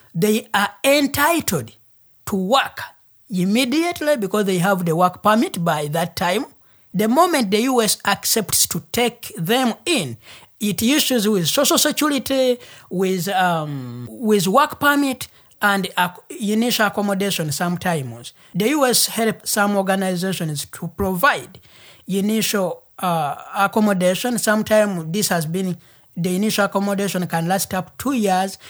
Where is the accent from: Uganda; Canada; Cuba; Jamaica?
Uganda; first language Luganda; English is a second language; moved away as an adult; now in Portland, United States; I'm from Uganda.